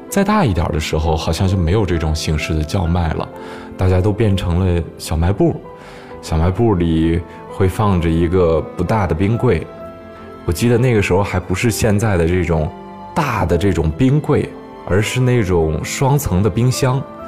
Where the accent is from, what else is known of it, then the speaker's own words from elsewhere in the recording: Changzhi, Shanxi, China; moved away as an adult; now in Beijing, China; 我小的时候是生活在一个小城市里边，呃，这个城市呢叫做长治